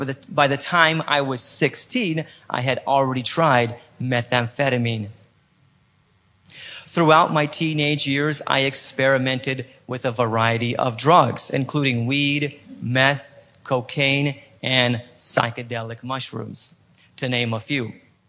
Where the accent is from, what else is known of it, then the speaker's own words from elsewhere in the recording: Poland; I was born in Poland and I live in Poland, Europe. Some of you may be asking yourself, how in the world could someone with a perfect American accent be born in and live in Poland?